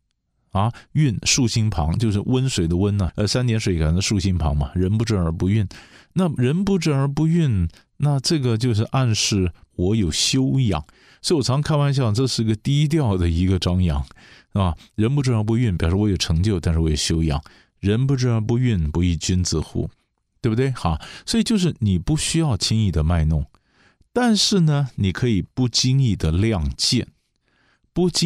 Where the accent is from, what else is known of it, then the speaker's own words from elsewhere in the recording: China; 我们我们中国人的观念，你还是叫他部长啊。